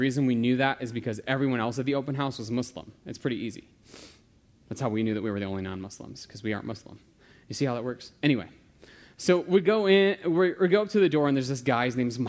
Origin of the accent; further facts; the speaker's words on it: United States; I'm American